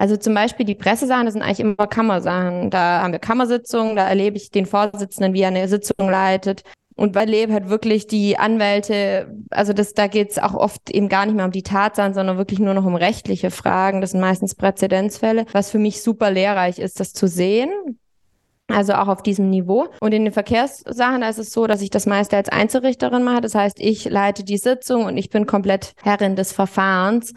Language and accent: German; Baden-Württemberg, Germany; now in Munich, Germany; Ich bin in Baden-Württemberg zur Schule gegangen